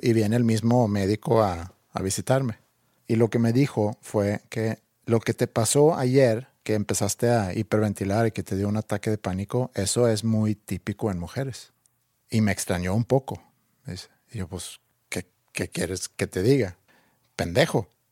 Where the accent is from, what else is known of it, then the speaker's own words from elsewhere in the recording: Sweden; moved away; cuando era chiquito en Suecia.